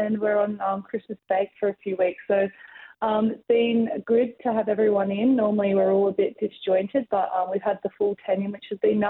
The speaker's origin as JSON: {"language": "English", "town": "Perth", "region": "Western Australia", "country": "Australia", "moved": "as an adult", "lives_now": "Melbourne, Australia", "said": "I come from Perth and I was a West Coast supporter"}